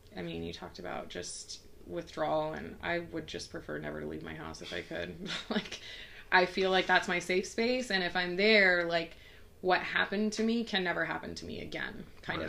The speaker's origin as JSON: {"language": "English", "region": "Texas", "country": "United States", "tie": "born or raised there", "said": "I grew up in Texas"}